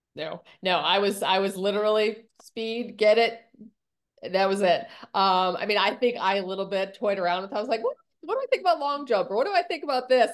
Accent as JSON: {"language": "English", "town": "Buffalo", "region": "New York", "country": "United States", "tie": "born or raised there", "moved": "yes", "lives_now": "Orlando, United States", "said": "I grew up in upstate New York in Buffalo"}